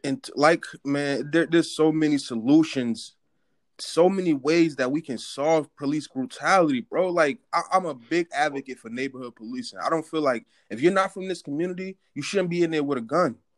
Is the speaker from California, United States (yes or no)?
no; North New Jersey, United States; I'm from North New Jersey